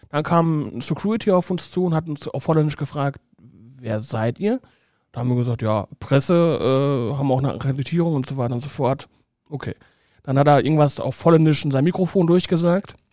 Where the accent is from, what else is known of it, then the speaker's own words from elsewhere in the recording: Saarbrücken, Saarland, Germany; da war ich beim FC Metz, das ist eigentlich ein Todsünder als Saarbrücker.